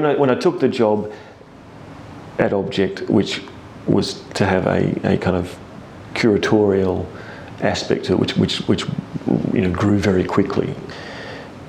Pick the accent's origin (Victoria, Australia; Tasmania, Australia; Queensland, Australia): Tasmania, Australia; now in Adelaide, Australia; growing up in Tasmania